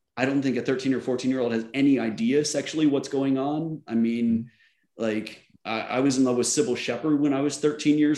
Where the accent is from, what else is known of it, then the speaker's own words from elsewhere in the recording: Oklahoma, United States; moved away as an adult; also born or lived in Virginia; I grew up in Oklahoma in the 80s.